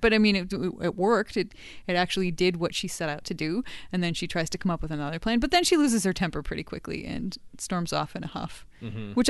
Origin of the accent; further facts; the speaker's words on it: United States; I grew up in the United States and I knew that was a thing.